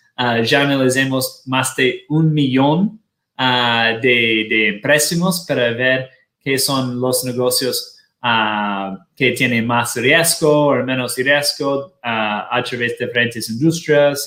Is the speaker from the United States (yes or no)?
yes; Washington, District of Columbia, United States; now in Miami, United States; nosotros somos de Washington, D.C.